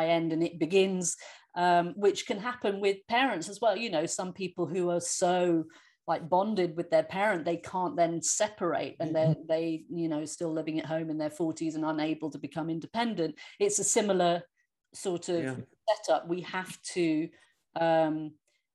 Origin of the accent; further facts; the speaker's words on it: England, United Kingdom; now in United States; I'm an English person living in the States